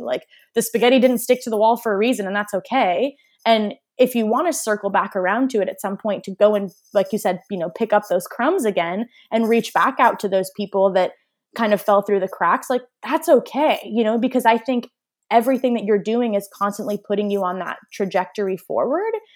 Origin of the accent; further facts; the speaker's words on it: Waltham, Massachusetts, United States; moved away; also born or lived in Toronto, Canada; i grew up in waltham massachusetts so like right outside of boston